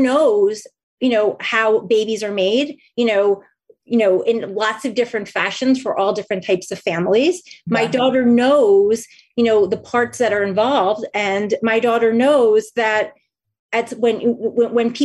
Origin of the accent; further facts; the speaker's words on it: New Jersey, United States; I grew up in New Jersey